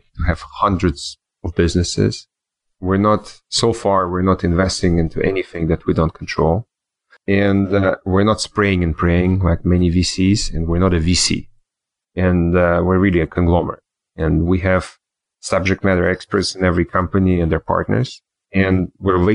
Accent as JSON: {"language": "English", "country": "Switzerland", "tie": "born or raised there", "also_born_or_lived": "New York / Germany / Russia / Israel", "moved": "yes", "lives_now": "Miami, United States", "said": "I grew up in Switzerland and in New York, Switzerland."}